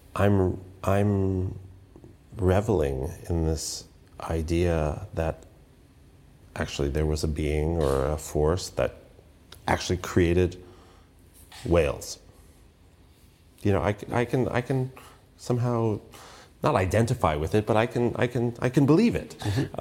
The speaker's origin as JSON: {"language": "English", "country": "United States", "said": "I'm an American musician"}